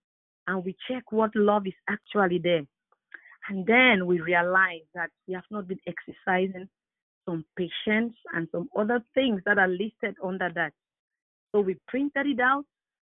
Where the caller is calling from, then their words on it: Barrie, Ontario, Canada; It's Sister …. I'm calling from Barrie, Ontario.